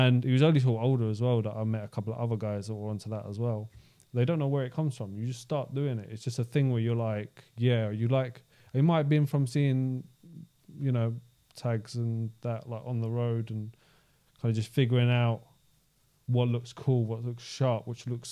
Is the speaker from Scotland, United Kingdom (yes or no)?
no; London, United Kingdom; I grew up in Southeast London